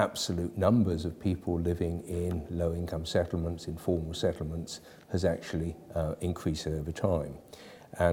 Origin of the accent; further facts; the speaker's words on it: United Kingdom; I'm British, but I've been working for more than 40 years on housing in Latin America